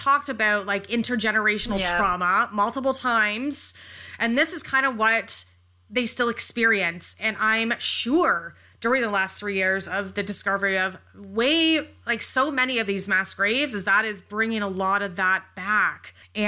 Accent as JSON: {"language": "English", "town": "North Bay", "region": "Ontario", "country": "Canada", "tie": "born or raised there", "said": "I grew up in North Bay so long ago"}